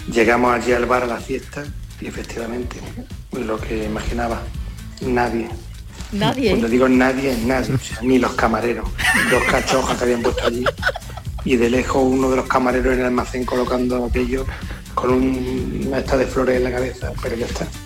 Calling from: Extremadura, Spain; Muy buenas noches, Yurista. … de Extremadura.

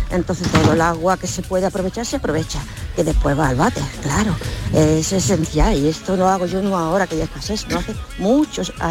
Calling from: Málaga, Andalusia, Spain; de Málaga.

